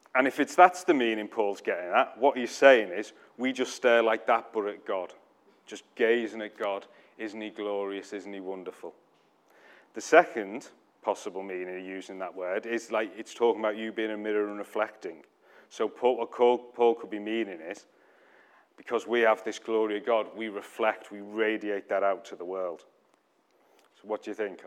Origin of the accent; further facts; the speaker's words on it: United Kingdom; we're too British